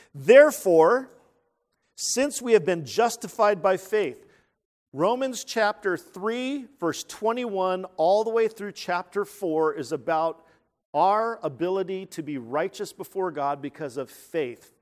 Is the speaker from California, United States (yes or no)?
yes; San Jose, California, United States; moved away; the Winchester Mansion in San Jose, California. That's where I'm from